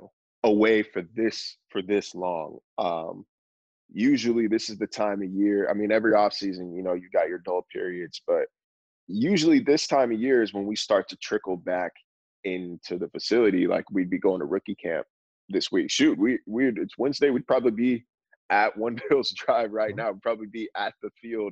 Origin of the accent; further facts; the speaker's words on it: Northern California, United States; moved away as an adult; also born or lived in Phoenix, Arizona; I grew up in Northern California